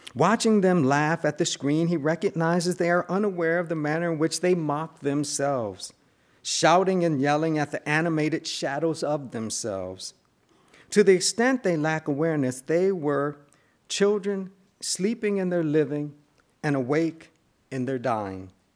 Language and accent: English; Buffalo, New York, United States; moved away; also born or lived in Cambridge; the kind of theological propositions with which I grew up in Buffalo, New York